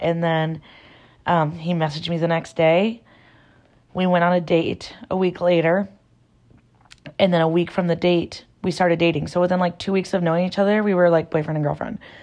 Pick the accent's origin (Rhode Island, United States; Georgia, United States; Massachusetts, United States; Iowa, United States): Iowa, United States; Garner; born and raised in Iowa. I'm from a really small town